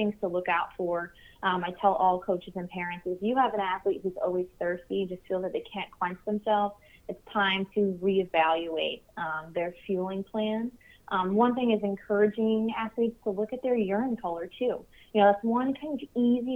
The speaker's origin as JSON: {"language": "English", "region": "New York", "country": "United States", "also_born_or_lived": "Long Island, New York", "said": "I'm originally from New York"}